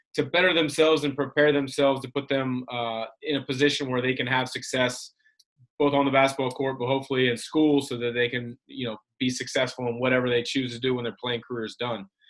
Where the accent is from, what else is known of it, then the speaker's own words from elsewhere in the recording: Vancouver, Washington, United States; I grew up in Vancouver, which is near Portland, so I was a Blazer fan